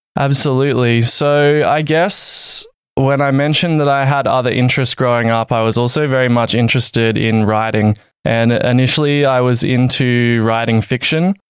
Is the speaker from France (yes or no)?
no; Adelaide, South Australia, Australia; moved away as an adult; also born or lived in Valencia, Spain; I'm from Adelaide, Australia